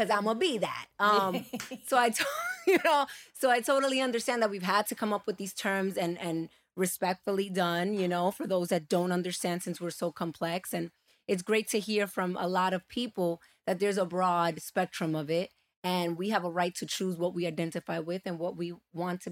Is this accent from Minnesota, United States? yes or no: no; New York City, New York, United States; growing up in New York